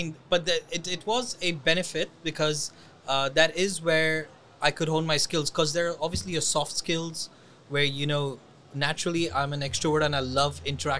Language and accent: English; Dubai, United Arab Emirates; I am person who's born and raised in Dubai.